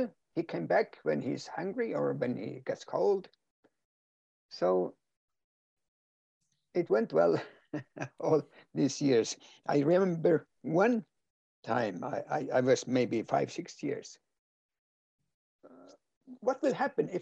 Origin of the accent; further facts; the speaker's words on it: Kautokeino, Finnmark, Norway; first language Northern Sami; English is a second language; I was born in the village here in the hospital, but I was grown up in a reindeer herding family, a nomad family